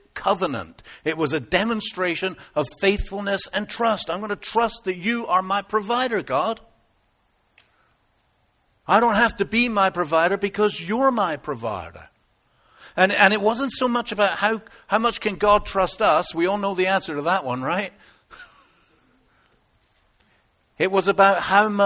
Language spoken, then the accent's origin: English; United Kingdom; moved away; I'm typically British